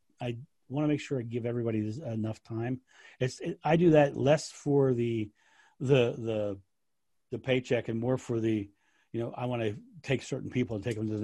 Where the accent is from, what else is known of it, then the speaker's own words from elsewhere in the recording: United States; I'm American.